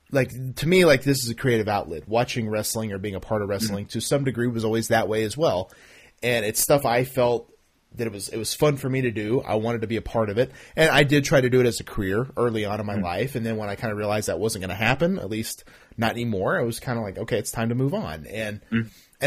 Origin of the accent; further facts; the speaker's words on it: Oklahoma, United States; I'm obviously from Oklahoma